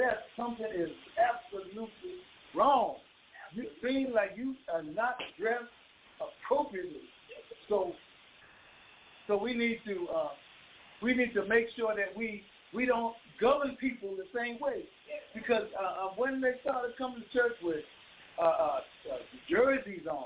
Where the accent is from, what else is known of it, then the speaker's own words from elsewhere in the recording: Bahamas; moved away; I'm born and raised in the Bahamas